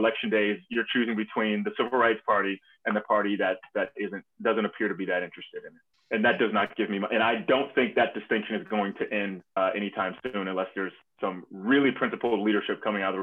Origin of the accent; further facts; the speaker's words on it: North Carolina, United States; I grew up in North Carolina